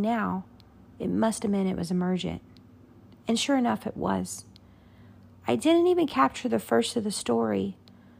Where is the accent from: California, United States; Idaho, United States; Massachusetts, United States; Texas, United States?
Texas, United States; Abilene; also born or lived in San Angelo, Texas; The neurosurgeons back in my hometown had offered for me to come back to Abilene